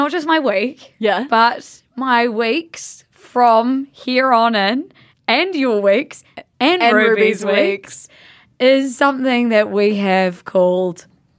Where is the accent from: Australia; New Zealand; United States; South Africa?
New Zealand; Blenheim, Marlborough; We love going back. We've vocal hemorrhage. We are from Blenheim, which is a small town at the top of the South Island, and like we owe everything to that place, eh?